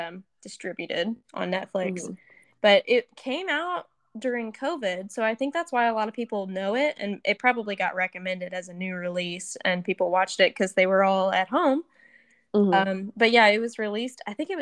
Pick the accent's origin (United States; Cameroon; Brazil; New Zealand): United States; Middle Tennessee; we grew up in Middle Tennessee where there is not really much water at all